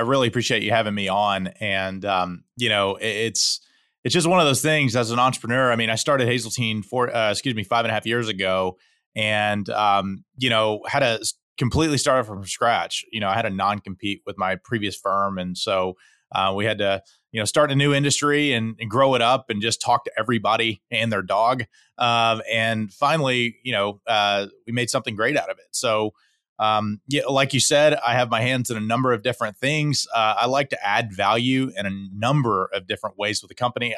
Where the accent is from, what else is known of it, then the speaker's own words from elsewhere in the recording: Houston, Texas, United States; I'm born and raised in Houston, Texas, uh, fifth generation Houstonian